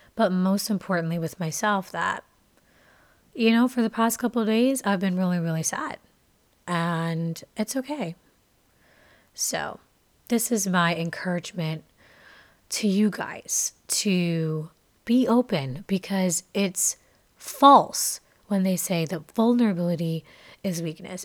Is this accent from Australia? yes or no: no; Jamaica; moved away; I am a Jamaican. I was born and raised there for my early years of life, and my family is Jamaican